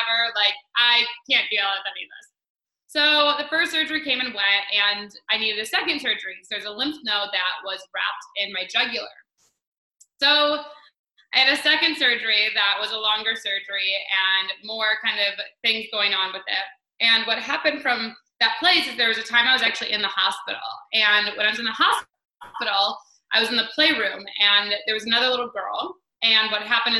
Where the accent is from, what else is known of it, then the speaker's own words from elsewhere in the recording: Detroit, Michigan, United States; now in Wellington, New Zealand; I was born in Detroit, Michigan